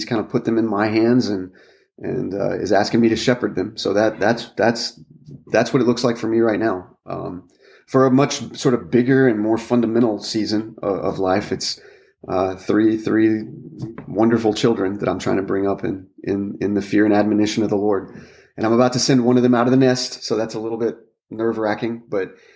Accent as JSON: {"language": "English", "region": "Texas", "country": "United States", "tie": "born or raised there", "also_born_or_lived": "Washington, D.C.", "moved": "as an adult", "lives_now": "Louisville, United States", "said": "I'm a Texan by birth."}